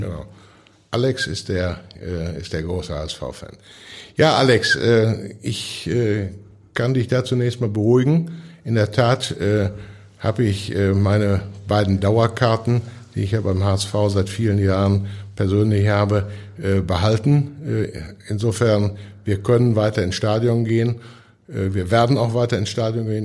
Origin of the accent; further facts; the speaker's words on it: Hamm, North Rhine-Westphalia, Germany; Ich bin ja aufgewachsen in Hamm. Das war damals eine klassische Bergarbeiterstadt